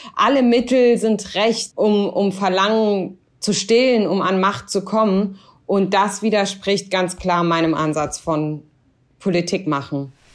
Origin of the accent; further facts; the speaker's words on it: Germany; ich war immer so stolze Deutsche